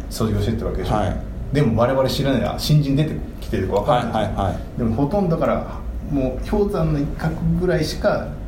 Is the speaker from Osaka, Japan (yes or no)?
yes; Osaka, Japan; あの大阪出身だから